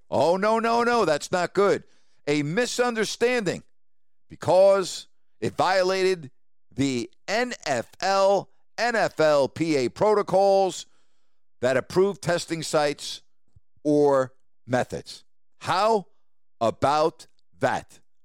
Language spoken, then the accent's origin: English; New York, United States; As a kid, Growing up in New York, uh, we had season tickets to both the Giants and the Jets.